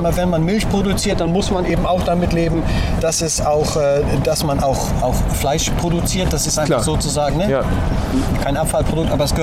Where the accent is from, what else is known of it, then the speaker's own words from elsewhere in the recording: Hamburg, Germany; moved away; also born or lived in Kiel; ich, bin ja Hamburger, also ich komme ursprünglich